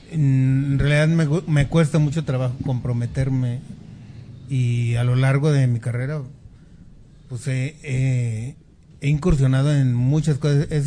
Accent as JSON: {"language": "Spanish", "country": "Mexico", "said": "Es que soy un buen mexicano que paga sus impuestos."}